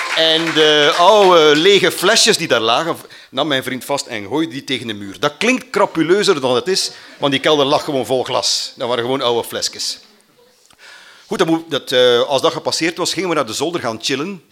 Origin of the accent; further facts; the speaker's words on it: Mater, Flanders, Belgium; ik ben van Mater. Mater ligt ergens in de Vlaamse Ardennen, vlakbij Oudenaarde